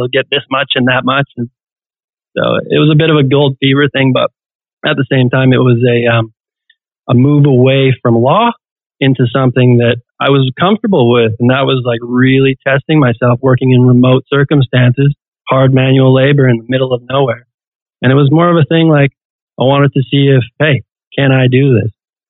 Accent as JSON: {"language": "English", "region": "British Columbia", "country": "Canada", "said": "I'm British Columbia."}